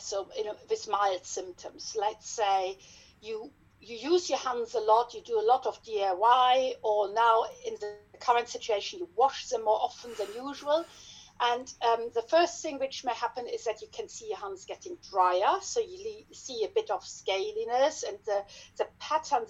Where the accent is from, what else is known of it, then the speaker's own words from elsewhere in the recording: Germany; accent: German; English is a second language; moved away as an adult; also born or lived in Hanover, Germany; now in Leeds, United Kingdom; I trained in dermatology back in Germany. Yes, you can hear from my accent probably